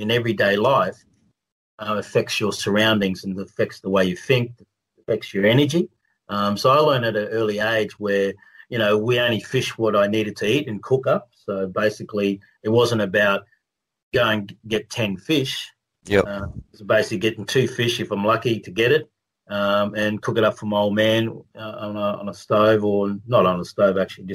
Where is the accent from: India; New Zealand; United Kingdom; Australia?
Australia; I'm a proud Australian